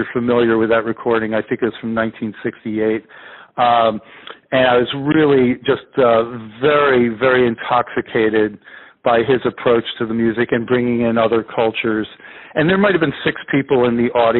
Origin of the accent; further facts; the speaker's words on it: outside of Philadelphia, Pennsylvania, United States; now in California, United States; I grew up outside of Philadelphia